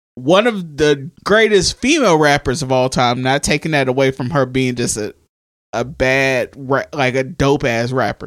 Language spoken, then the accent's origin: English; the South, United States; we're from the South